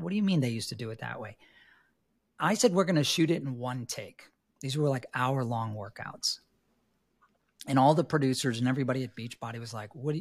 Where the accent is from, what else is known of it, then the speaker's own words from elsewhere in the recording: New York City, New York, United States; moved away; also born or lived in Los Angeles; I was born and raised in New York City